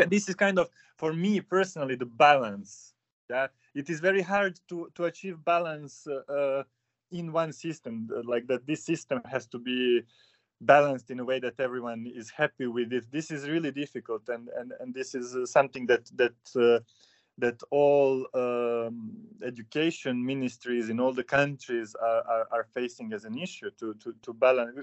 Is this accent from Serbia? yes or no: yes; Loznica, Central Serbia, Serbia; English is a second language; moved away as an adult; also born or lived in Kragujevac, Serbia; now in Tallinn, Estonia; my story starts in Serbia. Uh, that's where I'm from, in uh, in a small uh, town of Loznica, which is on the west of the country.